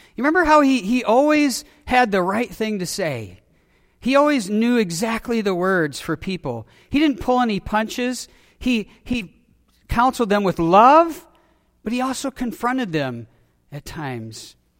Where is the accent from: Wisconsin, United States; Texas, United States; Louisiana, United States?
Wisconsin, United States; I was born in Wisconsin. I grew up in Wisconsin